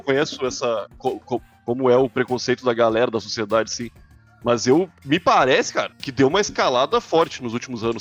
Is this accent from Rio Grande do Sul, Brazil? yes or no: yes; Rio Grande do Sul, Brazil; eu sou gaúcho